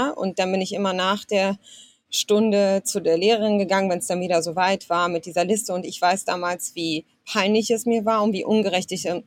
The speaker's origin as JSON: {"language": "German", "country": "Germany", "tie": "born there", "said": "Also ich wurde zumindest in Deutschland geboren und hatte dann auch ähm, das Recht, hier mich weiterzubilden und zu studieren."}